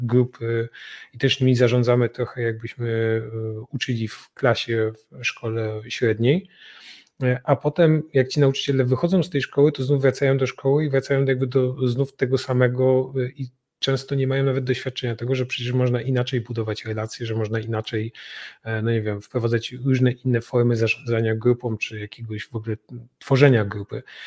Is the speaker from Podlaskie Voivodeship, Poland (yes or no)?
no; Katowice, Silesian Voivodeship, Poland; placówkę w Katowicach, z czego się bardzo cieszę, bo to moje rodzinne miasto